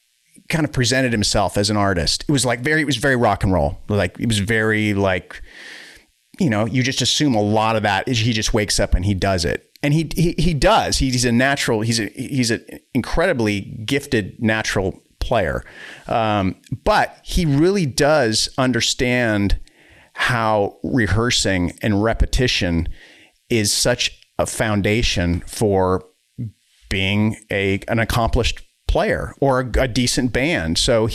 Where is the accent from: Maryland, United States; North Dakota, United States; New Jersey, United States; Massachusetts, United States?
Massachusetts, United States; Boston; now in Wisconsin, United States; And then we moved to Wisconsin from the Boston area. But yeah, you know, it's like, I always wonder how different life would have been had I stayed in Boston